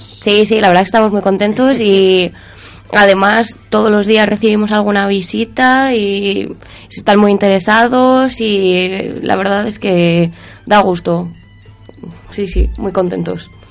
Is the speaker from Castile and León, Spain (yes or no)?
yes; Soria, Castile and León, Spain; yo soy de Soria.